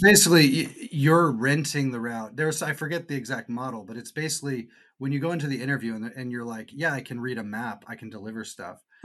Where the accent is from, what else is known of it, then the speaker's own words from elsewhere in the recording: Irvine, California, United States; I grew up in Irvine, Orange County